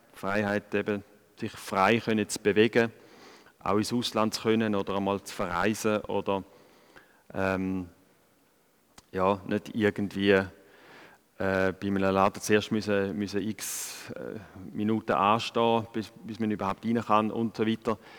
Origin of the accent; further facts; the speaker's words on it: Switzerland; als, als Schweizer und, und da in diesen Breitengraden aufwachse